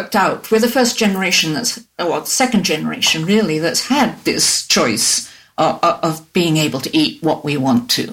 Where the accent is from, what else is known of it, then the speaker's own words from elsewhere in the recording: England, United Kingdom; moved away; also born or lived in United States; I grew up and in the British school I went